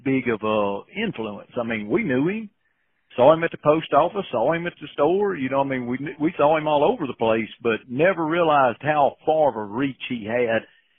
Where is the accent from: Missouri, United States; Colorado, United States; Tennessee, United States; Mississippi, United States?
Mississippi, United States; Liberty; I'm from Route 4, Liberty, Mississippi.